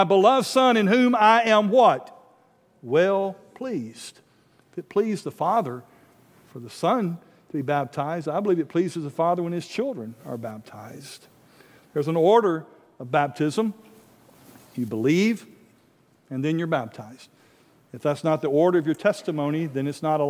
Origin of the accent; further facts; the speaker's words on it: North Alabama, United States; a little country church I grew up in North Alabama